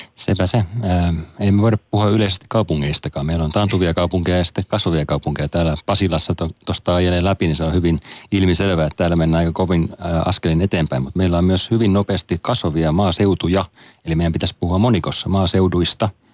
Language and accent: Finnish; Turku, Southwest Finland, Finland; mistä mä itsekin olen kotoisin tuolta Turun Paattisten kylältä